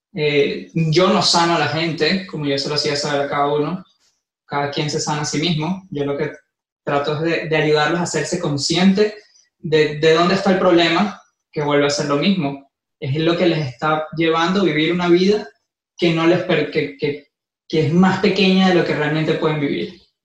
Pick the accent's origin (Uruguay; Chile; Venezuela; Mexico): Venezuela; moved away as an adult; also born or lived in Ecuador; now in Miami, United States; yo nací en Venezuela, como siempre digo, soy del mundo. Este, nací en Venezuela, viví dos años en Ecuador, llevo dos años en Miami.